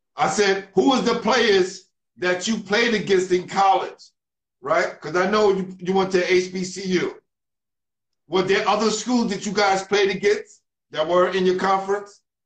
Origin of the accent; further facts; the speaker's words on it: New York City, New York, United States; I grew up in New York City